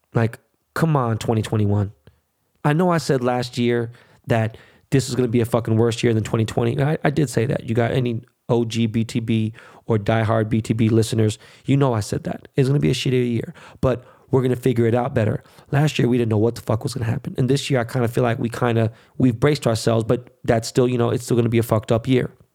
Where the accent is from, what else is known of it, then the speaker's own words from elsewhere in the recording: United States; I was born and raised in this motherfucking country